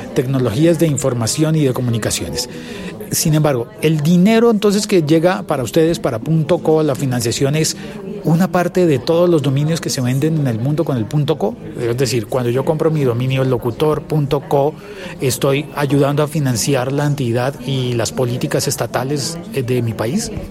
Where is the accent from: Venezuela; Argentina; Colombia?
Colombia; soy colombiano